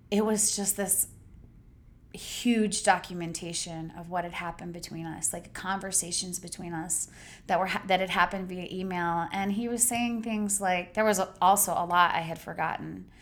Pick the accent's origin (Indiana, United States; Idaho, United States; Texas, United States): Idaho, United States; I grew up in Idaho, I grew up working class